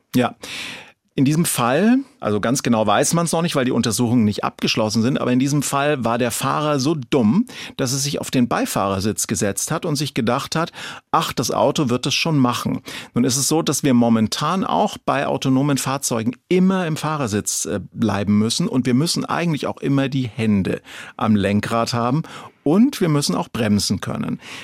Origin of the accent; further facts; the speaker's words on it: Franconia, Bavaria, Germany; ich bin ja Franke und kein Schwabe